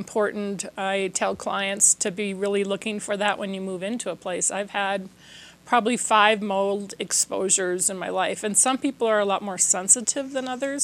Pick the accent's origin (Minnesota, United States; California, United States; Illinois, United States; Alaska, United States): Minnesota, United States; I'm from Minnesota, so we would have these really heavy-duty winters